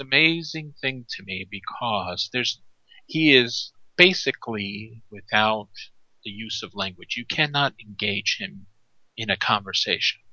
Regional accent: New York, United States; I'm from New York. I grew up there

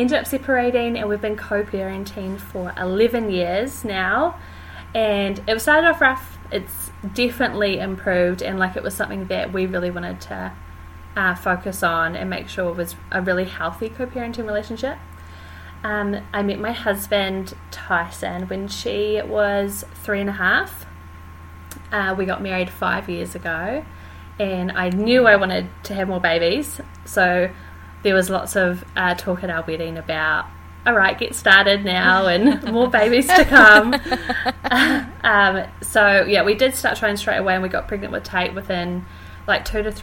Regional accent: Wellington, New Zealand; I'm born and bred in Wellington

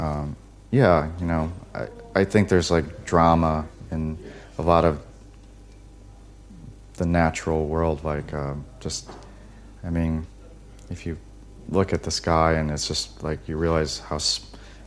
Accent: United States; I'm very American

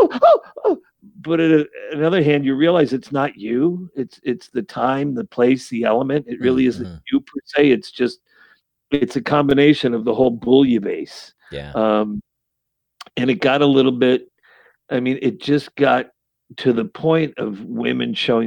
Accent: Saratoga Springs, New York, United States; growing up in Saratoga Springs, New York.

